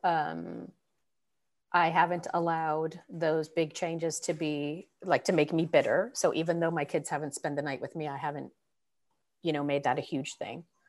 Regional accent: San Francisco Bay Area, California, United States; moved away; also born or lived in Northwest, United States; I grew up in the Bay Area

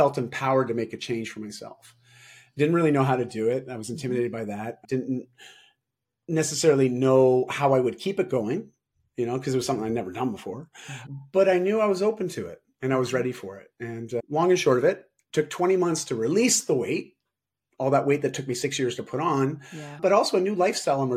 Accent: Toronto, Ontario, Canada; moved away as an adult; also born or lived in Vancouver, Canada; I moved from Toronto to Vancouver, so all across Canada, because I wanted a fresh start at 18.

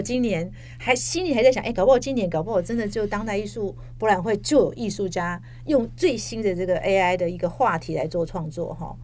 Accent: Taiwan; 我们台湾人

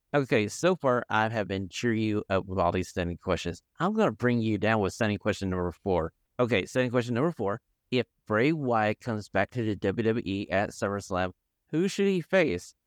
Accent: the South, United States; I grew up in the South

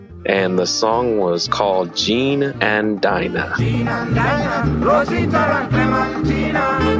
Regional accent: Houston, Texas, United States; born or raised there; also born or lived in Trinidad and Tobago

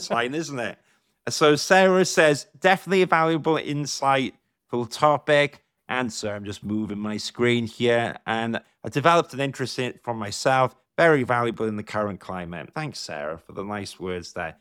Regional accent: South Wales, United Kingdom; I grew up in South Wales

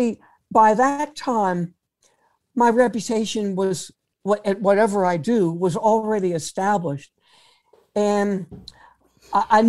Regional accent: New Orleans, Louisiana, United States; New Orleans, my hometown.

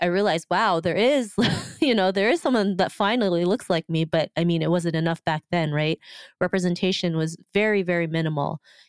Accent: Philippines; even though I am from the Philippines, I still didn't really know anybody.

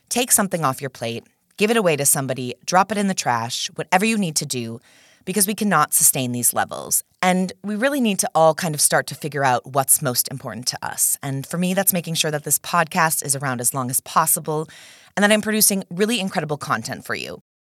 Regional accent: Minnesota, United States; I'm actually in Austin, Texas right now, very different than my home state of Minnesota

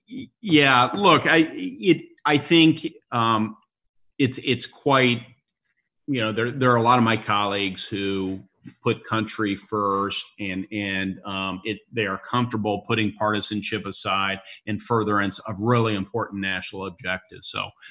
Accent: Indiana, United States; You know, you came from New Jersey. I came from Indiana.

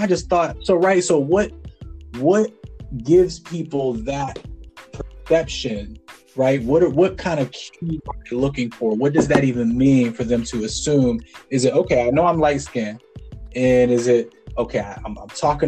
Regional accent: Farrell, Pennsylvania, United States; Faro is my hometown

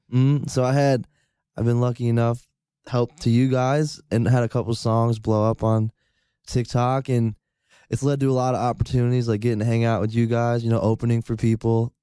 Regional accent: Rotterdam, New York, United States; Rotterdam, New York.

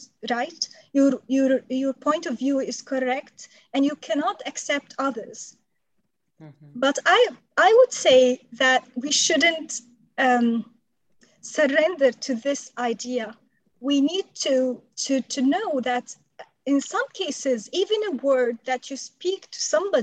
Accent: Syria; also born or lived in Saudi Arabia; now in United States; my home country, Syria.

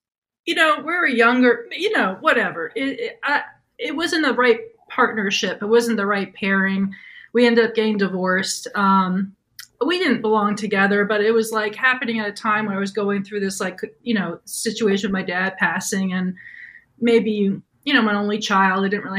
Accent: New York, United States; I'm from New York, born and raised. I'm a horrible driver.

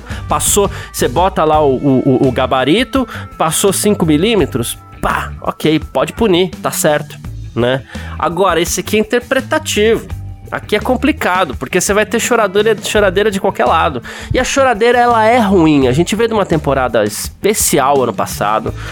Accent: Brazil; a gente tem essa mania aqui no Brasil

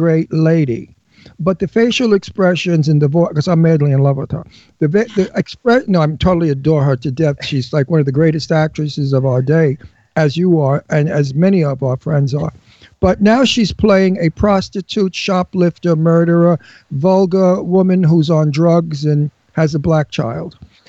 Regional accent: Brooklyn, New York, United States; I'm from Brooklyn.

